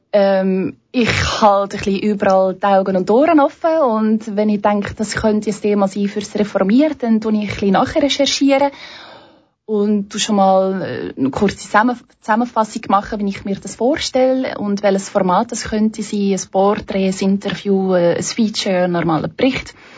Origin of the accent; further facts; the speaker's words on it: Belgium; moved away as an adult; now in Switzerland; ich komme eigentlich ursprünglich aus Belgien